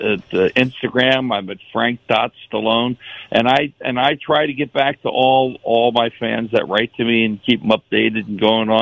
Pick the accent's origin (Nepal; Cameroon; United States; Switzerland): United States; Maryland; moved away; also born or lived in Philadelphia, Pennsylvania; I grew up in Maryland. I went to Philly later when my mother got divorced in about 1958.